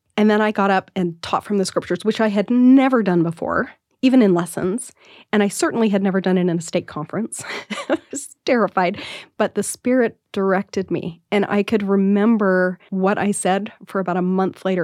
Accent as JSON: {"language": "English", "town": "Salt Lake City", "region": "Utah", "country": "United States", "tie": "born or raised there", "said": "growing up in Salt Lake City"}